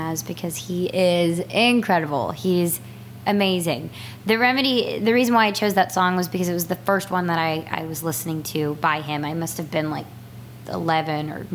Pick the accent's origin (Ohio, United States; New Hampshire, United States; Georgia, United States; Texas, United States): Texas, United States; moved away; I'm from Texas